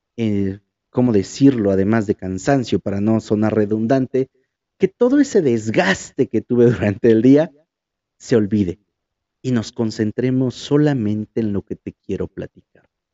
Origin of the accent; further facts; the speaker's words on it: Huajuapan de León, Oaxaca, Mexico; moved away; Cuando llego aquí a Huajuapan, empieza algo realmente diferente. Y diferente en el sentido de que volví al lugar en el que nací